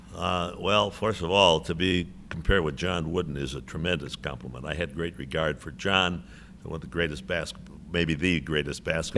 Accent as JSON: {"language": "English", "town": "Chicago", "region": "Illinois", "country": "United States", "tie": "born or raised there", "moved": "yes", "said": "my hometown"}